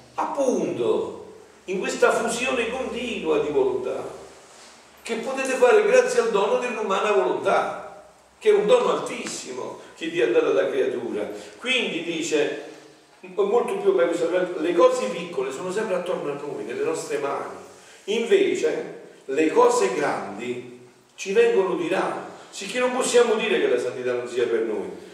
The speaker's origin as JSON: {"language": "Italian", "area": "mountains of Avellino", "region": "Campania", "country": "Italy", "tie": "born or raised there", "said": "mi ricordo i primi tempi che usciva la televisione nel mio paese un paese di montagna dove era molto tardi la televisione no? sulle brigge di Avellino, sulle montagne"}